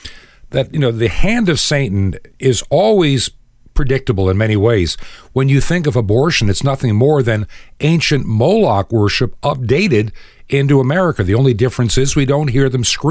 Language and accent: English; Long Island, New York, United States; now in the South, United States; I was raised actually in Long Island in New York, though I live in the South many decades now